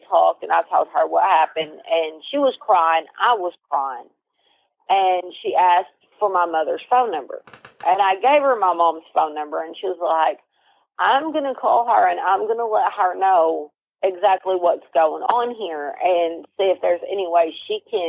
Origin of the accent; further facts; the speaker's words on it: Pocahontas, Arkansas, United States; also born or lived in Walnut Ridge, Arkansas; I was born in Pocahontas. I was born in Randolph County. I was living in Walnut Ridge at the time that I got sent there